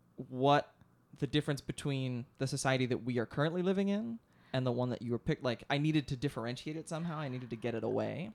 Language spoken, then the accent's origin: English; outside of Philadelphia, Pennsylvania, United States; the town I grew up of outside of Philadelphia